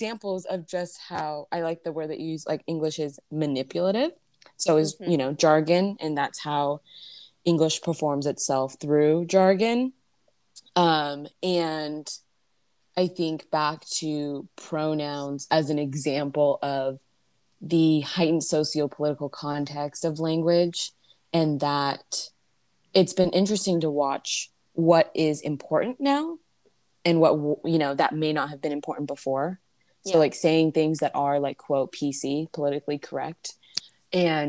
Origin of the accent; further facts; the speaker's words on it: California, United States; as a Californian who has barely seen snow